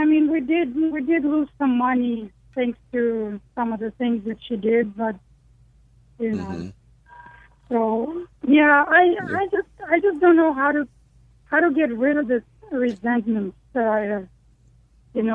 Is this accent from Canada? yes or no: no; Ukraine; I am from Ukraine.